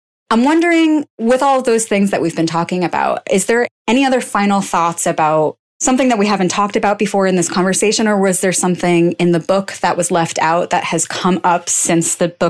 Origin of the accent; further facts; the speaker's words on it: United States; As an American